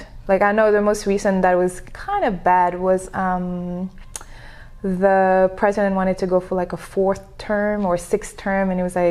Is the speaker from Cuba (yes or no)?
no; Senegal; first language French; English is a second language; moved away as an adult; now in United States; But I was born and raised in Senegal, which is a small country in Africa. And Senegal was colonized by France. That's why the first language is French.